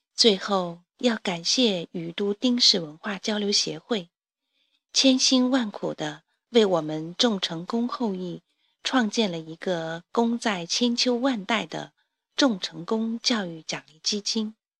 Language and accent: Chinese; Jiangxi, China; now in Beijing, China; 在我的故乡江西赣南